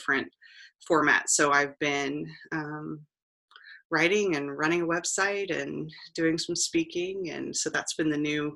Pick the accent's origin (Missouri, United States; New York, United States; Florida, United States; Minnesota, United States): Missouri, United States; Kansas City; moved away as an adult; also born or lived in Columbia, Missouri; now in Chillicothe, United States; I'm originally from Kansas City, Missouri